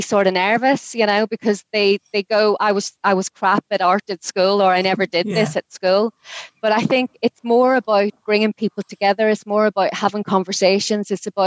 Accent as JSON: {"language": "English", "town": "Derry", "region": "Northern Ireland", "country": "United Kingdom", "also_born_or_lived": "Newcastle upon Tyne", "moved": "as an adult", "said": "I came over to England from Derry when I was 18"}